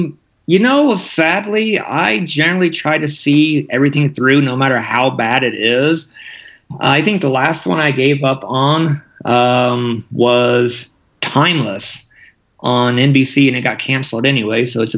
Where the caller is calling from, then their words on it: Great Falls, Montana, United States